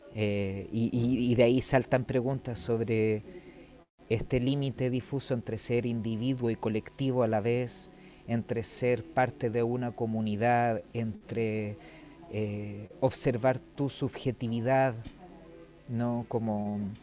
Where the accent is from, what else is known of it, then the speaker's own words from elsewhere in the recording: Chile; moved away as an adult; also born or lived in Madrid, Spain; nos cruza como chilenos